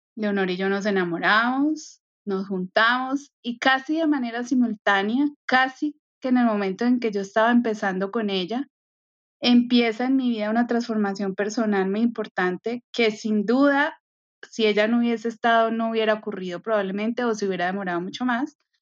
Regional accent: Medellín, Antioquia, Colombia; moved away as an adult; also born or lived in Barranquilla; creciendo en Medellín

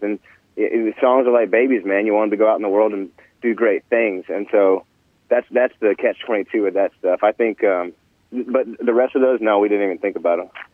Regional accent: Nashville, Tennessee, United States; growing up in Nashville, man. I, you know, I was born here

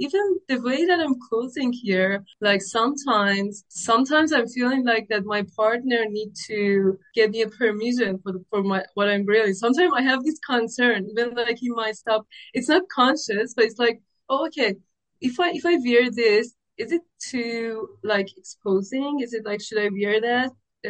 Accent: Iran; moved away as an adult; now in Melbourne, Australia; I came here 4 years ago, and I grew up in Iran

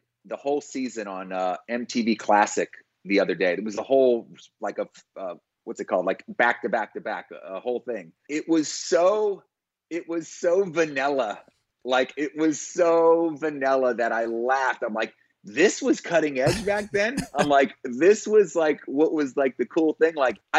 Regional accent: Satellite Beach, Florida, United States; also born or lived in Philadelphia; I was born in Philly. I grew up in Philly till third grade. My dad was in the military. My mom was a nurse. So we bounced around a little bit. I ended up in a small city in Florida called Satellite Beach.

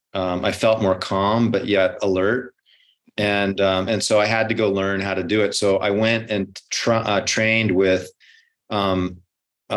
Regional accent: Hawaii, United States; I grew up in Hawaii, so I had to, you know, fight the locals.

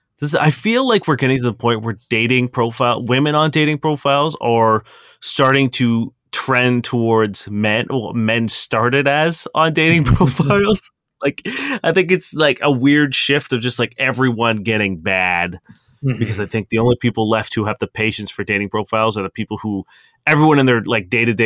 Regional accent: London, United Kingdom; I'm born and from London.

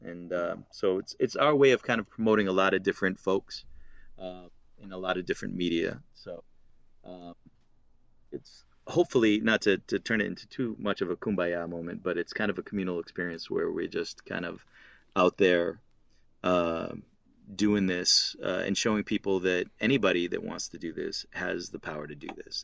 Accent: Massachusetts, United States; accent: Boston/Massachusetts (non-rhotic)

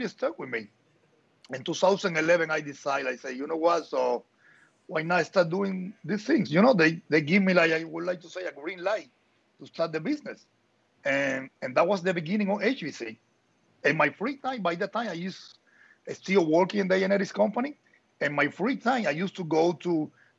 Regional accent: Havana, Cuba; moved away as an adult; also born or lived in Nicaragua; I'm from Havana

